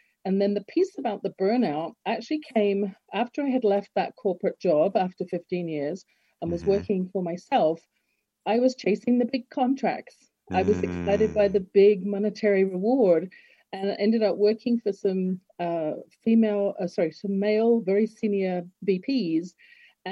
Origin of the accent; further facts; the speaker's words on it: Harrow, London, United Kingdom; moved away as an adult; now in Canada; I'm from Harrow